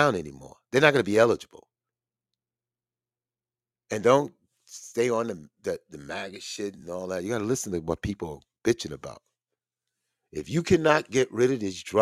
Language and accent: English; United States; I was born in the United States around Italian, Jewish, and all